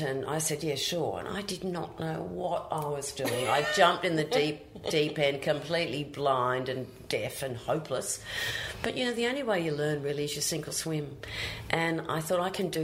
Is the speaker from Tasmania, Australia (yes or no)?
no; Brisbane, Queensland, Australia; moved away as an adult; also born or lived in Canberra; now in Sydney, Australia; my hometown